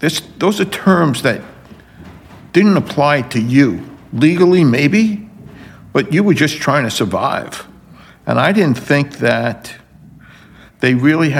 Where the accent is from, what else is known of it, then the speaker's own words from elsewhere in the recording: New York City, New York, United States; I was born and raised in Brooklyn